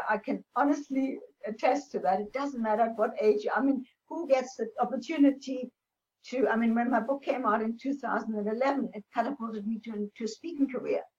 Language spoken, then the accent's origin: English; Namibia; they so loved the idea that I came from Namibia, that I was the first pilot, female pilot in Namibia.